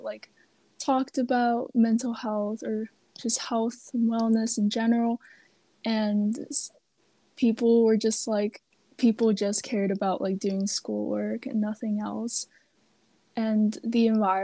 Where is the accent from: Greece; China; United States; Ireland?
China; Beijing; I'm from Beijing, China